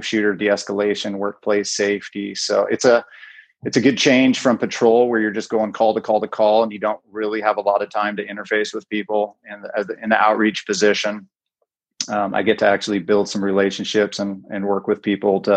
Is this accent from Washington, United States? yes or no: yes; Bellingham, Washington, United States; Born and raised in Bellingham, went to BHS